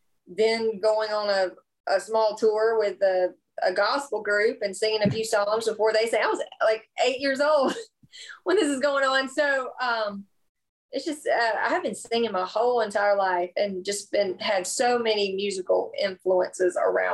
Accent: South Carolina, United States; That's my hometown.

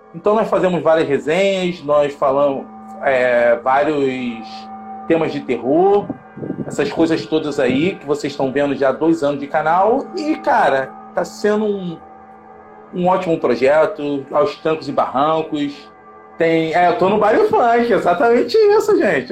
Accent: Rio de Janeiro, Brazil; nós dois somos do Rio de Janeiro

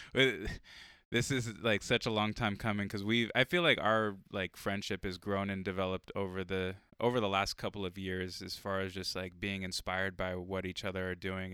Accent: San Diego, California, United States; moved away; my hometown of San Diego

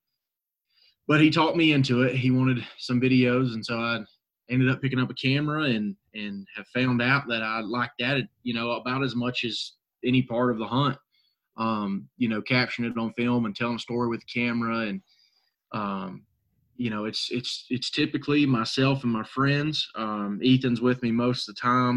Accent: Northwest North Carolina, United States; I'm from Northwest North Carolina, up in the mountains.

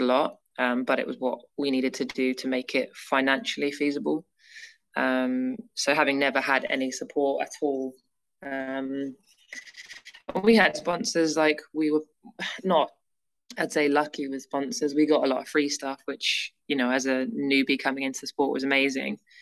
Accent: near Manchester, North West England, United Kingdom; also born or lived in Leeds; growing up near Manchester

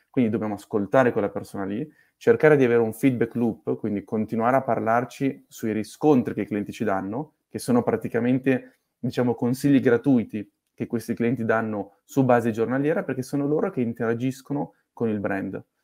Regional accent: Milan, Lombardy, Italy; sono nato a Milano

